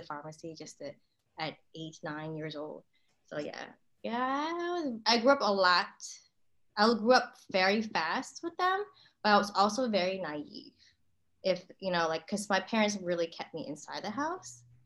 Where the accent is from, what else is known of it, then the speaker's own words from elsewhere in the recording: Maryland, United States; moved away; also born or lived in Northeast US / Southern US; I was born in Maryland.